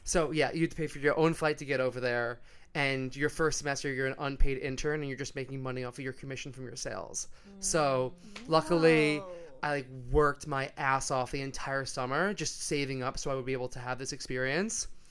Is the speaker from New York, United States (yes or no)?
yes; New York, United States; moved away as an adult; also born or lived in Long Island; now in Sydney, Australia; I'm from New York